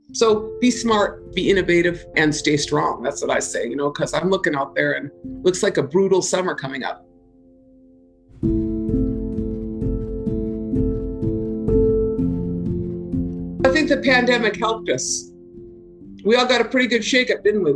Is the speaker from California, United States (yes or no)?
no; Minnesota, United States; I come from Minnesota.